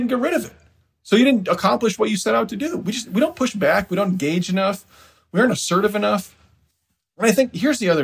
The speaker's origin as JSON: {"language": "English", "town": "Decorah", "region": "Iowa", "country": "United States", "tie": "born or raised there", "said": "my hometown, Decorah, is in northeast Iowa"}